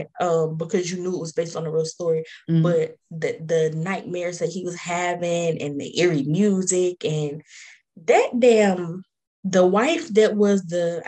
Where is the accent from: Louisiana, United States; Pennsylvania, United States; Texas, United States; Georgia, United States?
Texas, United States; I'm from Texas